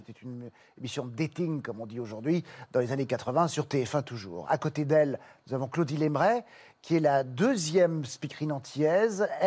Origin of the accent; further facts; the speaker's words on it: Brussels, Brussels-Capital Region, Belgium; moved away as an adult; now in Paris, France; Et puis ensuite, arrivé ici, j'étais, je suis venu à Paris, moi, de Bruxelles, pour être sur les planches.